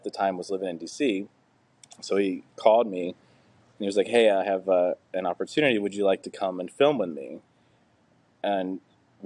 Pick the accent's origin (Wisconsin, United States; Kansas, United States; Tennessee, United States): Tennessee, United States; I grew up in Tennessee, the South